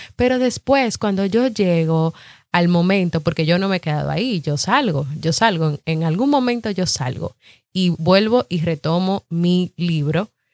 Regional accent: Dominican Republic; yo soy de República Dominicana y aquí en mi país hay muchos podcasts

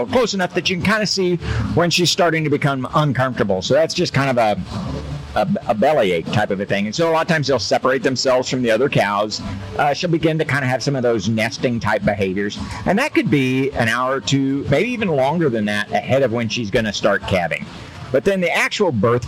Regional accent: Kansas, United States; I did grow up coming to the Kansas State Fair, and we showed cattle

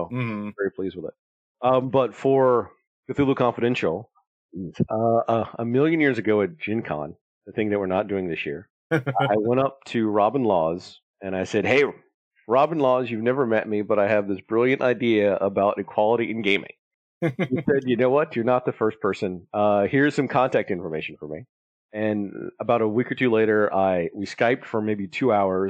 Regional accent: Alabama, United States; growing up in Alabama, I didn't have a lot of money.

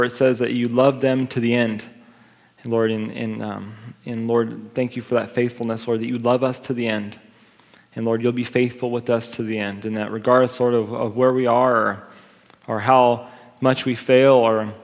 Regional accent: United States; I'm an American

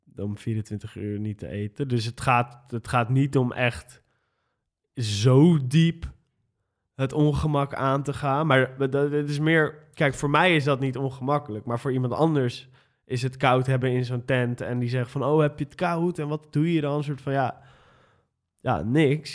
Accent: Amsterdam, North Holland, Netherlands; ik ben geboren en getogen Amsterdammer, in de Pijp geboren. En ehm, toen zijn mijn ouders naar Nieuw-West verhuisd

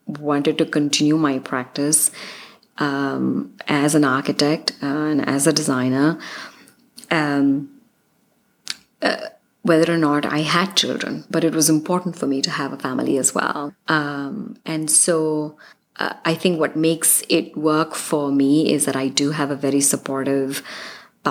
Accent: India; moved away as an adult; now in Los Angeles, United States; I'm from India. All our families are in our countries and we're immigrants here.

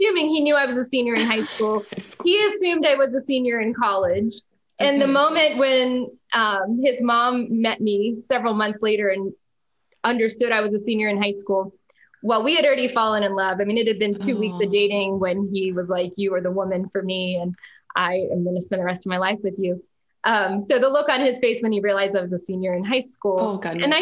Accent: Jacksonville, Florida, United States; I grew up in Jacksonville, Florida, which is North Florida.

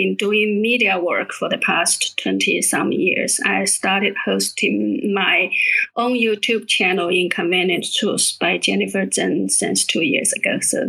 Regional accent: China; moved away as an adult; now in Australia; I come from China.

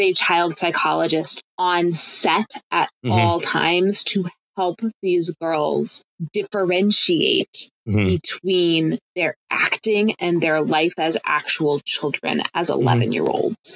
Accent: Colorado, United States; walking around my hometown in Colorado at the age of 13 and 14

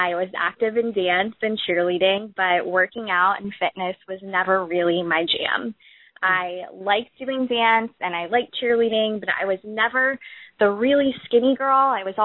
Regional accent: Florida, United States; also born or lived in Auburn, Alabama; I ended up relocating back to Florida, my home state

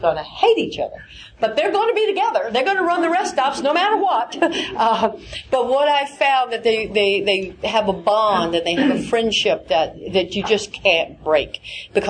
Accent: the South, United States; I'm from the South

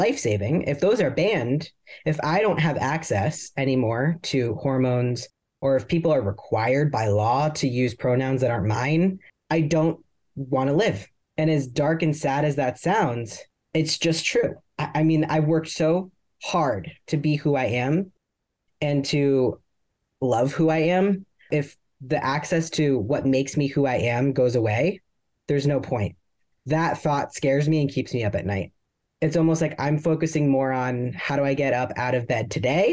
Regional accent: Columbus, Ohio, United States; now in Texas, United States; I grew up in Columbus, Ohio in the 80s and the 90s.

